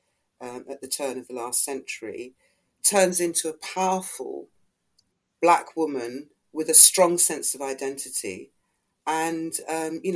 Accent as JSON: {"language": "English", "country": "Ghana", "moved": "yes", "lives_now": "United Kingdom", "said": "I'm not of Caribbean origin, I'm Ghanaian"}